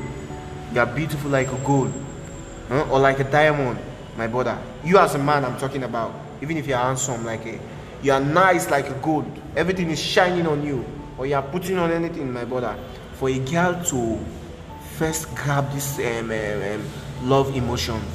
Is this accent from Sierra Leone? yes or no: yes; Sierra Leone; moved away; I'm a Sierra Leonean.